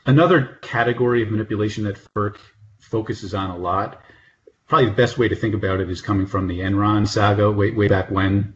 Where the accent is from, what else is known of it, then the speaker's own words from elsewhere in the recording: northern New Jersey, United States; moved away as an adult; also born or lived in Nashville / Minnesota / Houston; now in Washington, DC, United States; East Coast person, born and raised in northern New Jersey near New York.